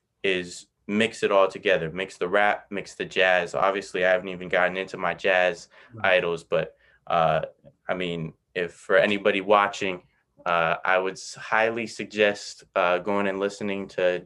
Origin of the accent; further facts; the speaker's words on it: United States; I grew up in America